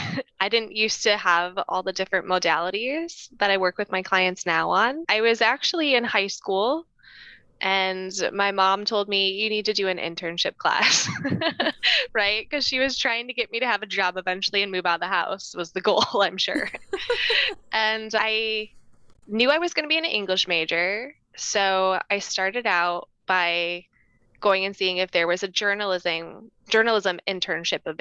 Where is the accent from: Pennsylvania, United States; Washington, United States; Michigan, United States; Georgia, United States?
Michigan, United States; Northville; I grew up in Northville, Michigan